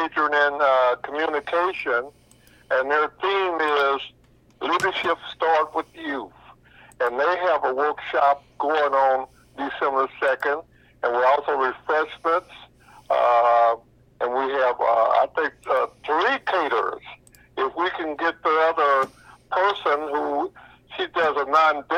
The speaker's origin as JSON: {"language": "English", "region": "Missouri", "country": "United States", "said": "we're from the Show Me State"}